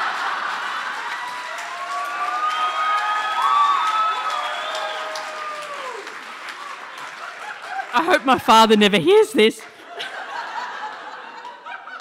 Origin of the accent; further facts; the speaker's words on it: Cessnock, New South Wales, Australia; I grew up in Cessnock, in a pub, and I went to Catholic